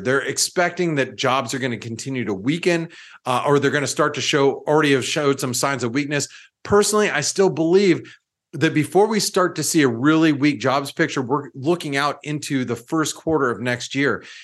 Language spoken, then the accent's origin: English; United States; as an American